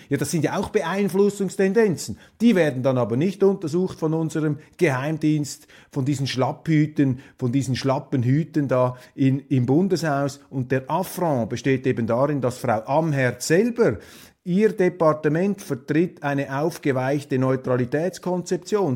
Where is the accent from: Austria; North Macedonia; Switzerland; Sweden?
Switzerland; als Schweizer bin ich ja x-fach gesegnet, wie da in unserem Kleinstaat hinter den sieben Bergen